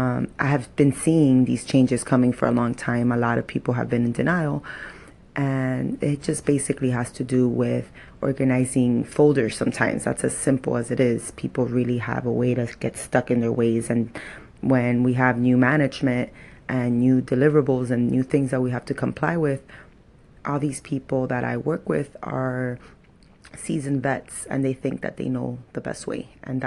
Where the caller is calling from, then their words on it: Miami, Florida, United States; I'm calling from Miami, Florida.